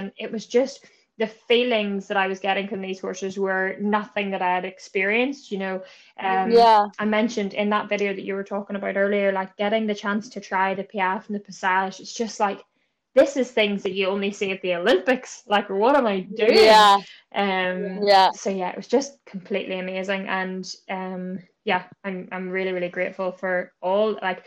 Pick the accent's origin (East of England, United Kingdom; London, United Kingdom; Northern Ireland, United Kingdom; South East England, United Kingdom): Northern Ireland, United Kingdom; Bangor; I'm just from Bangor, County Down.